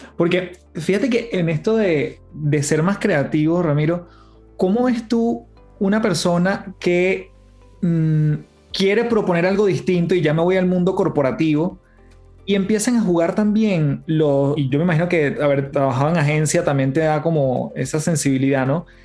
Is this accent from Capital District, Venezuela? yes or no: yes; Caracas, Capital District, Venezuela; moved away as an adult; Una casa en, Caracas. En Venezuela